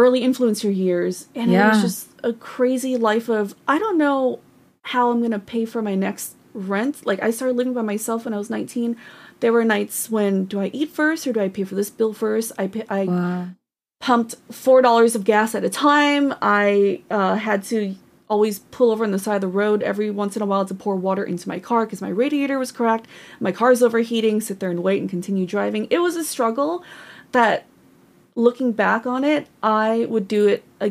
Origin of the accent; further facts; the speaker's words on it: Northern California, United States; I was born and raised in Northern California